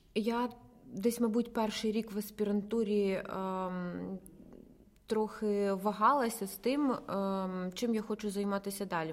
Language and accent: Ukrainian; Ukraine; moved away as an adult; now in Kyiv, Ukraine; з периферійних містечок, звідки я родом